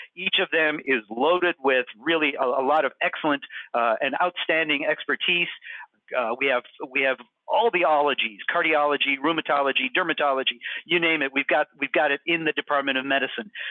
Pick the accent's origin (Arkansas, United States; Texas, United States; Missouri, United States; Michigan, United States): Michigan, United States; Houghton; also born or lived in Massachusetts / San Diego, California; now in Syracuse, United States; I grew up in Houghton, Michigan.